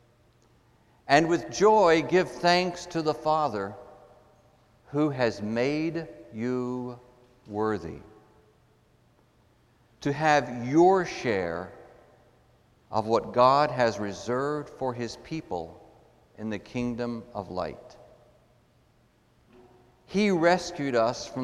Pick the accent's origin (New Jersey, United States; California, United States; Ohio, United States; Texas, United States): Texas, United States; I grew up in Texas in the Southern evangelical tradition